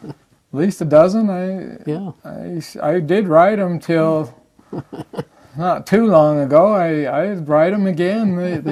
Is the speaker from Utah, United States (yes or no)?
yes; Lehi, Utah, United States; I was born in Lehi. Okay. Grew up.